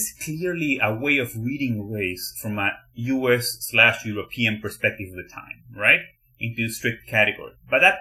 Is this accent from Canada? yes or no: no; Argentina; moved away as an adult; now in United States; So I came from Argentina to the US.